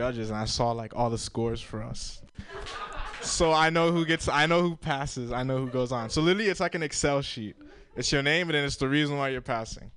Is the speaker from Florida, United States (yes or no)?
yes; Florida, United States; moved away; I grew up in Florida. I'm Haitian